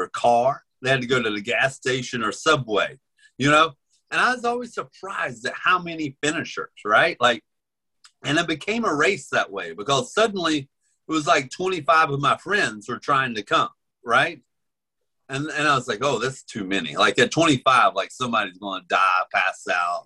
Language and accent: English; Damascus, Virginia, United States; born or raised there; moved away